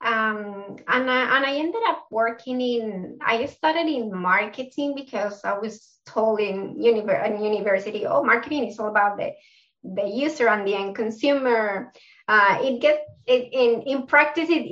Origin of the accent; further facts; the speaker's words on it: Bogotá, Colombia; accent: South American; English is a second language; moved away as an adult; now in Melbourne, Australia; My accent is from South America, so I'm from Colombia. I was born in Bogota, Colombia, but I've been living in Melbourne for 9 years now